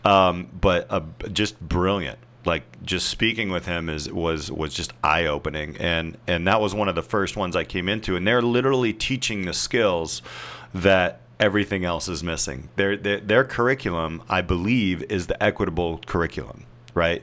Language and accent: English; Indiana, United States; I'm from Indiana